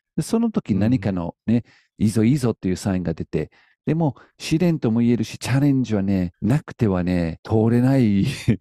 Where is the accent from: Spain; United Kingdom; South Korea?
United Kingdom; now in Japan; 僕はイギリス人なんだけど